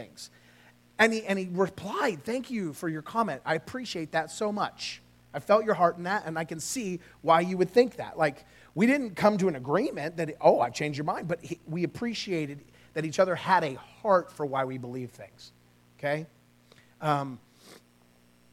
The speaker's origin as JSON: {"language": "English", "region": "California", "country": "United States", "tie": "born or raised there", "moved": "yes", "lives_now": "Oklahoma, United States", "said": "I grew up in California. I moved here"}